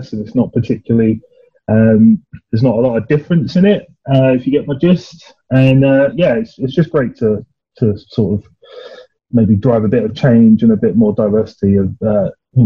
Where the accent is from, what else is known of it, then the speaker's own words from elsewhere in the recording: Essex, East of England, United Kingdom; I'm from Essex